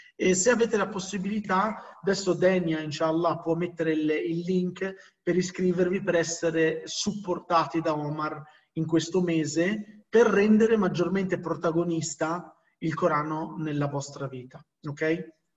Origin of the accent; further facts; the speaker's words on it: Morocco; essendo marocchino